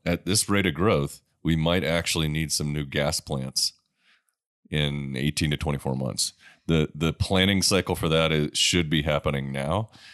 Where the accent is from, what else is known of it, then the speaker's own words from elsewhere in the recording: Sullivan's Island, South Carolina, United States; moved away; I come from South Carolina. Uh, the house I grew up in, uh, on Sullivan's Island